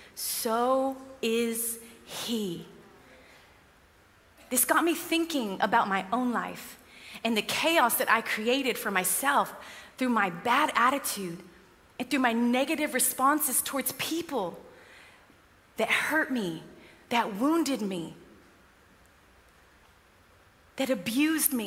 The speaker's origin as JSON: {"language": "English", "country": "United States", "moved": "yes", "lives_now": "United Kingdom", "said": "I'm American"}